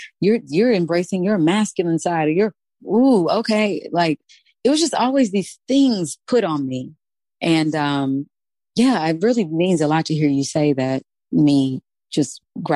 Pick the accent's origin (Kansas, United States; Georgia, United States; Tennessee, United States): Kansas, United States; I'm from Kansas, The Wizard of Oz